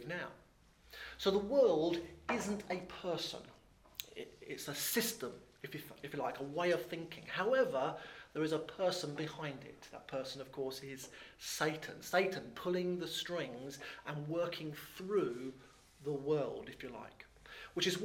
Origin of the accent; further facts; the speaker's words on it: Thames Estuary, England, United Kingdom; I was born in the Thames Estuary, or grew up in the Thames Estuary, so it's been very hard to gain a posh accent.